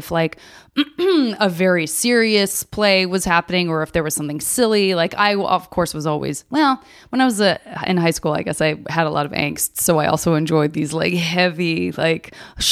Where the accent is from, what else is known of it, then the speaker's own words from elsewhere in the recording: Arizona, United States; I'm from Arizona